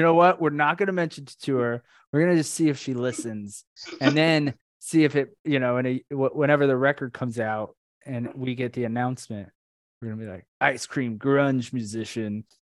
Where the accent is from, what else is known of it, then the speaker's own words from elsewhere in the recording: Orlando, Florida, United States; now in South Florida, United States; we grew up in Orlando, but I'm in South Florida now